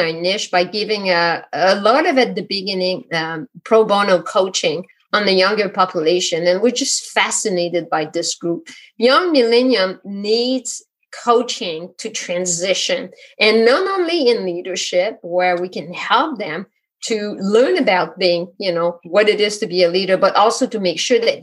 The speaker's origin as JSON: {"language": "English", "region": "Quebec", "country": "Canada", "moved": "yes", "lives_now": "Vermont, United States", "said": "I'm not from France. I'm from Quebec."}